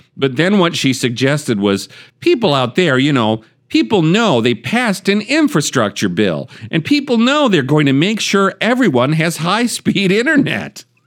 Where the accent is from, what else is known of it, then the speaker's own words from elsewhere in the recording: United States; as an American